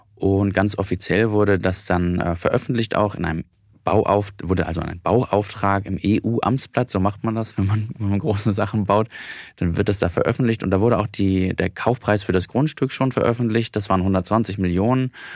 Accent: Hamburg, Germany; ich komme ja aus Hamburg

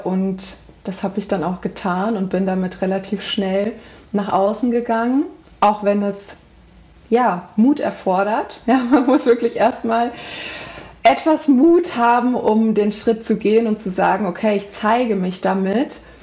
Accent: Central Hesse, Germany; ich komme aus Mittelhessen, aus einem kleinen, ähm, kleine, aus einer kleinen Stadt

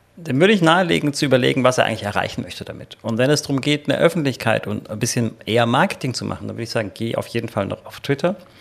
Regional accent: Germany; bei uns in Deutschland

